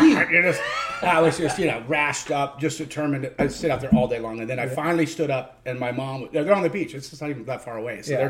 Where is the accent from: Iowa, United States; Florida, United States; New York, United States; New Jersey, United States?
Florida, United States; Clearwater; also born or lived in Jacksonville, Florida / Orlando, Florida; we moved to Clearwater when I was about 4 years old, and then we moved to Orlando after about 9 years in Clearwater